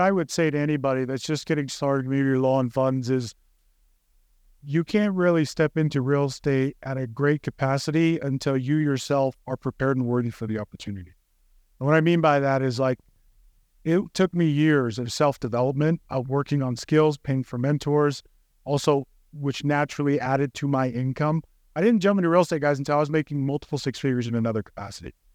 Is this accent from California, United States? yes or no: yes; California, United States; No, so I grew up in California. Okay, but my childhood was spent in West Valley.